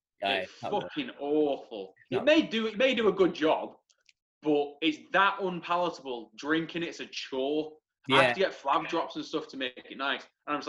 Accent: Manchester, North West England, United Kingdom; now in Leeds, United Kingdom; I'm from Manchester, so I'm Red Rose. And my mum and dad are like, you sound a bit Yorkie now.

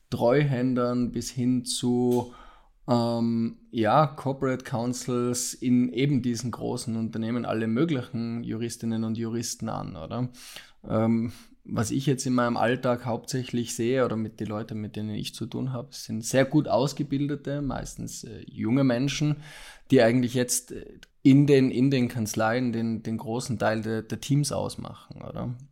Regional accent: Austria; also born or lived in Milan, Italy; ich habe ursprünglich in Österreich studiert, bin Österreicher, habe dort österreichische Rechtswissenschaften studiert, vier Jahre lang

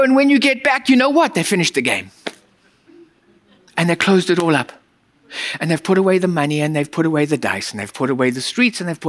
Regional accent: United States; As an American culture, we are raised with productivity

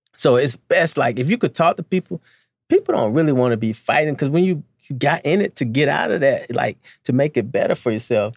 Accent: Albany, Georgia, United States; I'm a kid from Albany, Georgia

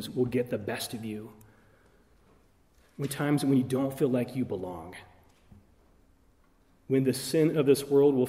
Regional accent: Arizona, United States; moved away; So I'm from the West. I grew up in Arizona.

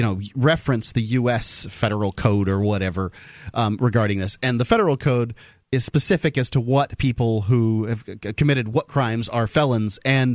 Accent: the South, United States; Now, I'm from the South

